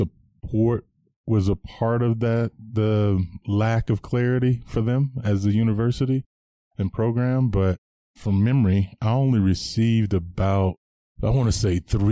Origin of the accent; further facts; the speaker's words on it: Anderson, South Carolina, United States; moved away as an adult; also born or lived in Denver, Colorado; now in Bozeman, United States; I am from Anderson, South Carolina, born and raised.